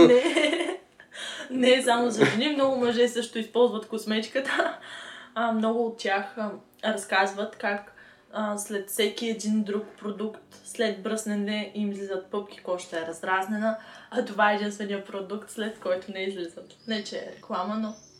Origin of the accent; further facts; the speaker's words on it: Sliven, Sliven Province, Bulgaria; На 22 години съм от град Сливен.